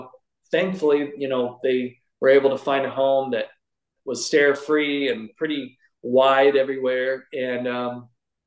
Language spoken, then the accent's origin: English; Sacramento, California, United States; I moved from Sacramento, where I grew up, to Southern California